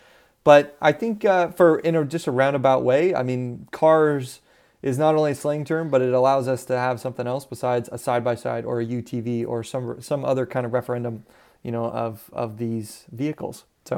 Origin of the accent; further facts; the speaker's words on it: Southwest, United States; You know, I would use the term, but where I grew up in the Southwest area, a buggy is not what they would call a buggy. We called them dune buggies, and they're buggies that are made for the sand.